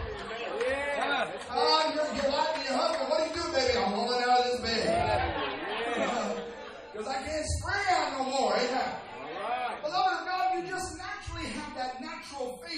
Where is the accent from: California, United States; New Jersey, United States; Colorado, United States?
California, United States; Southern; accent: Southern California; my Southern California accent